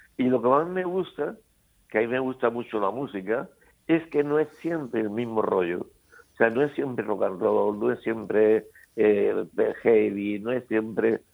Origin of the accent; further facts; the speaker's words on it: San Pedro del Pinatar, Region of Murcia, Spain; also born or lived in Paris; en mi pueblo, de San Pedro